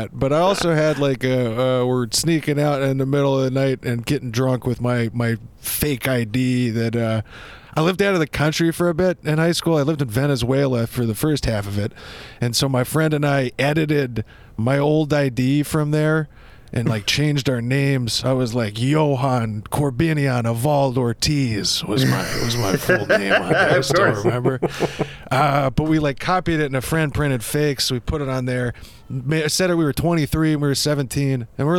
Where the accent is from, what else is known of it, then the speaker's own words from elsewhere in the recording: United States; You know I'm American as soon as I start talking.